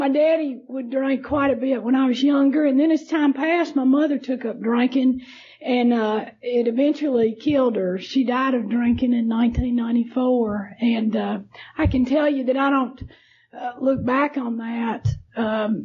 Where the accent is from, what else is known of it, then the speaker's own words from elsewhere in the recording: Morgan County, Alabama, United States; I grew up in Alabama, and happened to live in a county where there was no allowances for drinking